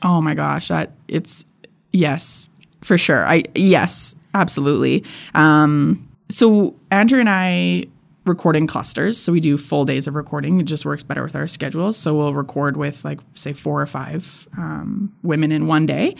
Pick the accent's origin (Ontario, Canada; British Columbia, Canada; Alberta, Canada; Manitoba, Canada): Alberta, Canada; Edmonton; I was born and raised in Edmonton